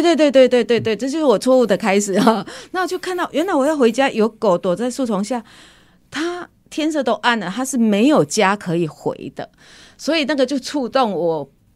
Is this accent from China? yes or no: no; Kaohsiung, Taiwan; 那我来自， 来自高雄哈，我来自高雄。